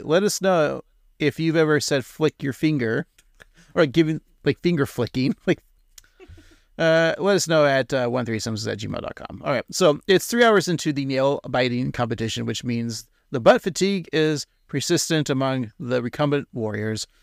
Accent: Pacific Northwest, United States; we're from the Pacific Northwest

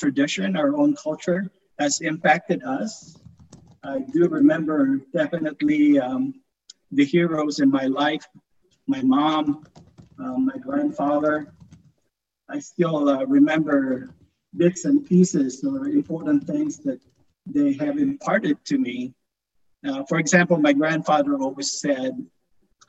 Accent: Philippines; moved away as an adult; now in Black Forest, United States; growing up in the Philippines

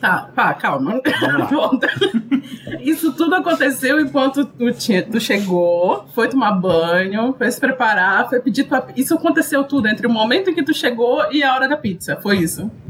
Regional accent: Belém, Pará, Brazil; eu sou de Belém

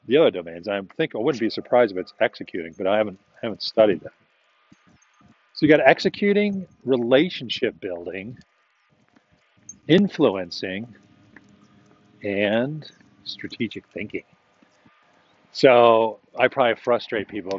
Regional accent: Chicago, Illinois, United States; I'm actually from Chicago

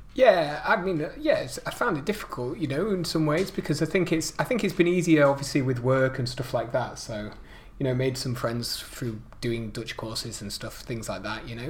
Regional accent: United Kingdom; now in Netherlands; being British

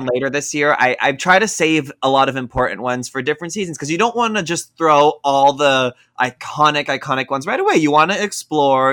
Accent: Toronto, Ontario, Canada; I'm from Toronto.

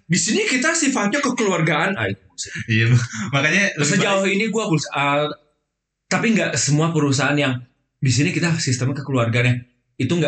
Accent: West Java, Indonesia; gua kan gua kan Sunda.

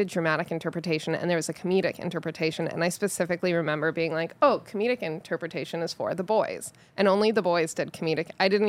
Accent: New Jersey, United States; I grew up in New Jersey outside the city.

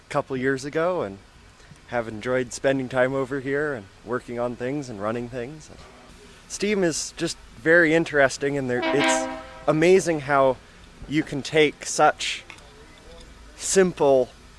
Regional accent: Portland, Oregon, United States; I'm from Portland, Oregon.

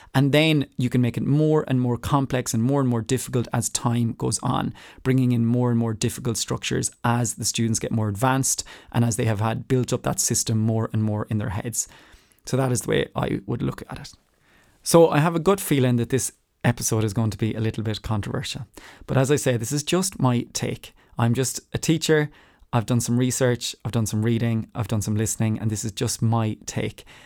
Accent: Ireland; moved away; as an Irish person, having grown up in Ireland

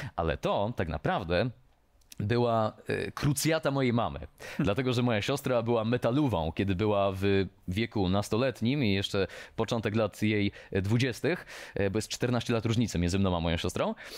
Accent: Mikołów, Silesian Voivodeship, Poland; ja jestem z Mikołowa

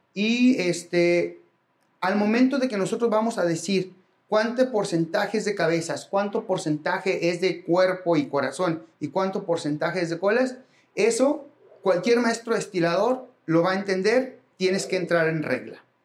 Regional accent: Mexico; como mexicanos

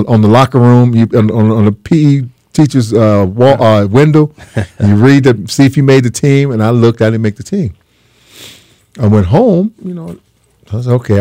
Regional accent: San Diego, California, United States; moved away as an adult; San Diego State is right in my backyard because I grew up in San Diego

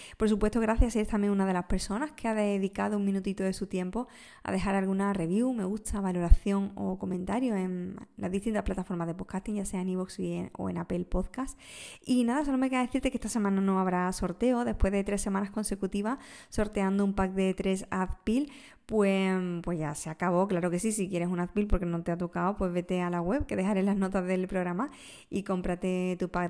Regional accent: Andalusia, Spain; como buena andaluza

